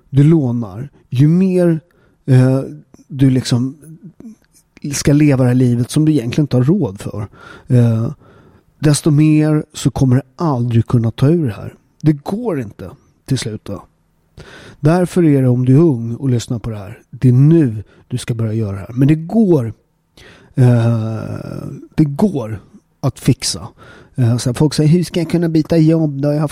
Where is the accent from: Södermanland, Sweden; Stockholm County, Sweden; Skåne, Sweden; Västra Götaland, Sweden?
Stockholm County, Sweden; Upplands Väsby; jag är ju uppväxt i Upplands Väsby. Eh, som en förort, förort utanför Stockholm.